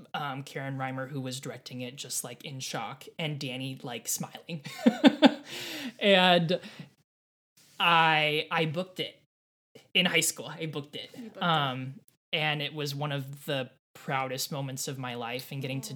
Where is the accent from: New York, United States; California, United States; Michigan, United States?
California, United States; Irvine; also born or lived in Laguna Hills, California; I grew up in Southern California in Orange County. Um, I always say born and raised in Irvine. I wasn't born in Irvine. I was born in like Laguna Hills